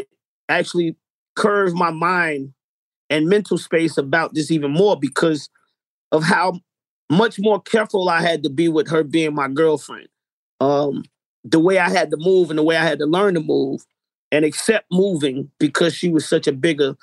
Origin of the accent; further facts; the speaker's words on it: Atlanta, Georgia, United States; we come from Atlanta